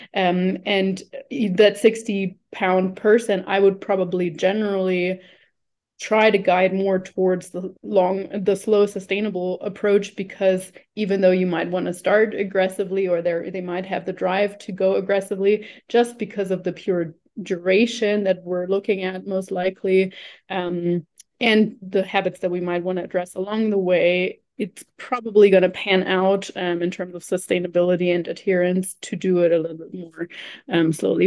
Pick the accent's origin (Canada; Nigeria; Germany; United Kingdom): Germany; moved away as an adult; also born or lived in New Zealand; now in Colombia; I'm originally from Germany